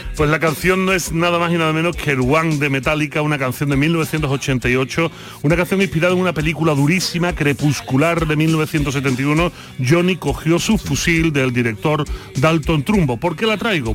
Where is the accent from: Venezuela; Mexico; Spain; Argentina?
Spain; como buen filósofo español